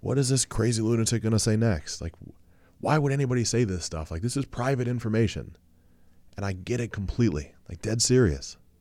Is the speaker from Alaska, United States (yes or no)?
no; Ohio, United States; I'm from Ohio